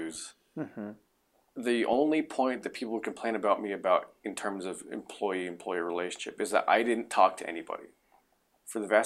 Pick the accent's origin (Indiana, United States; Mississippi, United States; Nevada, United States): Nevada, United States; Reno; also born or lived in New Mexico / Winnemucca, Nevada; I was five when we left